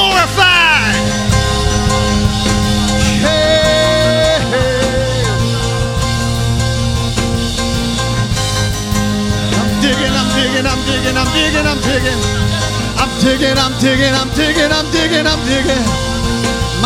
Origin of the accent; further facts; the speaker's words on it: United States; I grew up in Clueston. I was born and raised right here in Clueston.